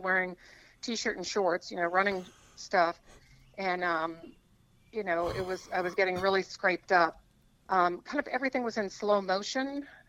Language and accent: English; Iowa City, Iowa, United States; born there; Yeah, I was born in Iowa City. Both my parents graduated from the University of Iowa